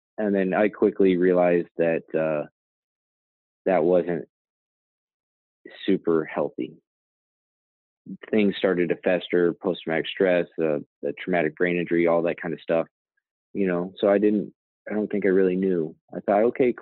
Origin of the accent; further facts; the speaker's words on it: Branson, Missouri, United States; also born or lived in Alaska; I grew up in, I graduated high school in Branson, Missouri.